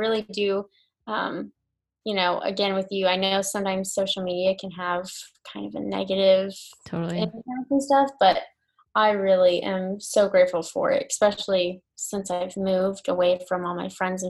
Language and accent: English; Georgia, United States; moved away; we are going to move back down south because I'm from Georgia.